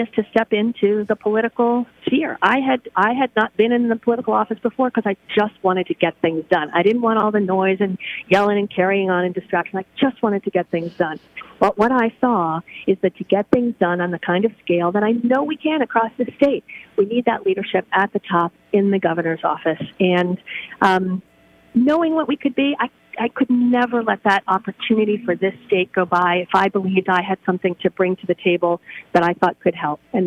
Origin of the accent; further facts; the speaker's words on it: New York City, New York, United States; moved away as an adult; now in Pittsburgh, United States; I grew up in New York City